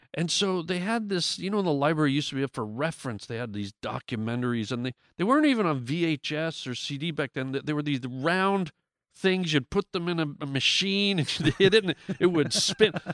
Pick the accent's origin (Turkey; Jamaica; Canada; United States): Canada; I grew up in Canada